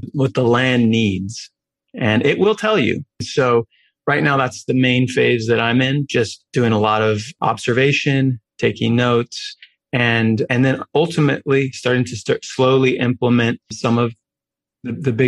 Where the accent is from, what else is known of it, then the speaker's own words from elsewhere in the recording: New York, United States; I grew up in New York